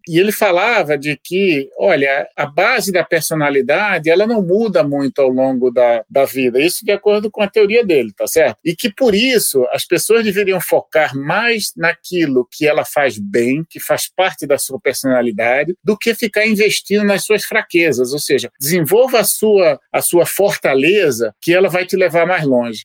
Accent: Recife, Pernambuco, Brazil; moved away; eu sou pernambucano, recifense

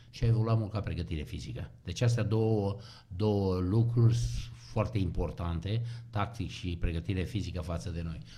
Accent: Hunedoara, Hunedoara County, Romania; ce eveniment pentru noi care am venit din Hunedoara

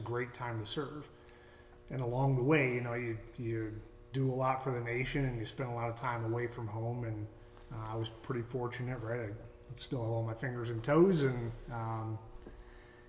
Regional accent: Saline, Michigan, United States; moved away as an adult; I was born and raised in Saline, Michigan, right outside Ann Arbor

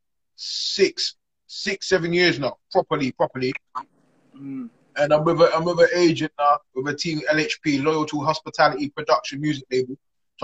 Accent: London, United Kingdom; I'm from East, yeah, UK

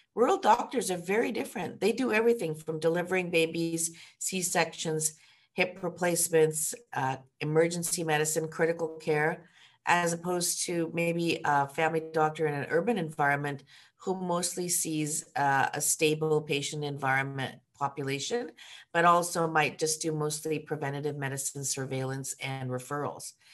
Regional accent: Ottawa, Ontario, Canada; moved away as an adult; also born or lived in Hamilton, Ontario / Kingston, Ontario / Toronto, Ontario; I'm from Ottawa

